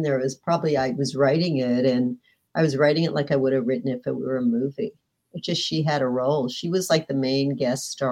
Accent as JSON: {"language": "English", "town": "Beverly Hills", "region": "California", "country": "United States", "tie": "born or raised there", "said": "I grew up in Beverly Hills"}